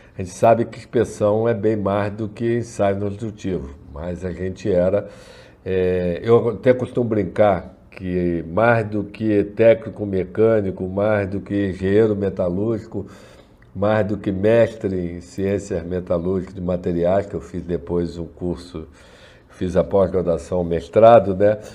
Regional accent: Rio de Janeiro, Brazil; moved away as an adult; now in Niterói, Brazil; Eu sou nascido é, criado no Rio de Janeiro. Hoje eu estou morando em, em, em, Niterói

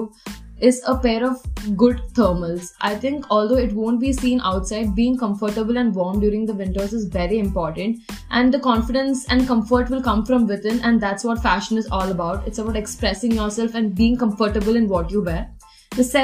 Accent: Chennai, Tamil Nadu, India; moved away; I'm from Chennai

